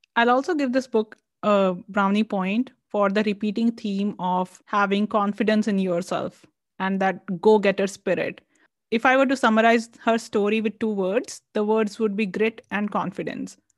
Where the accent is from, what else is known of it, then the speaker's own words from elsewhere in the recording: India; us being Indian